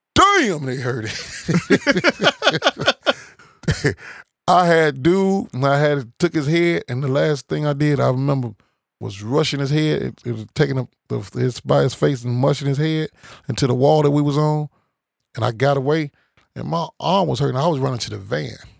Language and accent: English; Chicago, Illinois, United States; I'm from Chicago